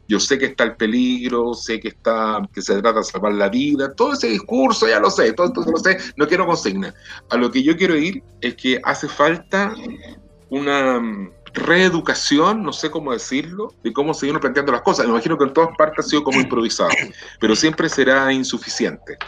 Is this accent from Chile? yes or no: yes; Chile; como muchos chilenos